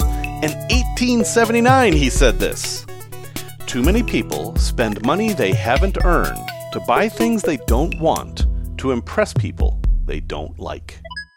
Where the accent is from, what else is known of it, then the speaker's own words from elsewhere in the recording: Salem, Massachusetts, United States; I grew up in Salem, Mass, which isn't that far away